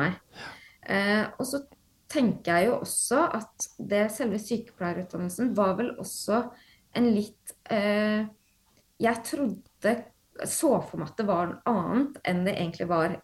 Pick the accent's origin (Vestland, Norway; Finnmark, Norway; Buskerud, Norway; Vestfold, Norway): Vestfold, Norway; Horten; also born or lived in Stavern; jeg er opprinnelig født og oppvokst i Stavern, uh, mm -hmm. så jeg har bodd der de ti første leveårene mine. og så flytta jeg til Horten uh, når jeg var ti år